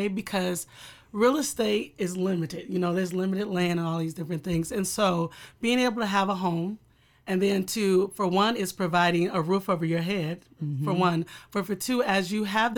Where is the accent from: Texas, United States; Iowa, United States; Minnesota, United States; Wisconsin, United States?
Iowa, United States; Waterloo; I'm born and raised in Waterloo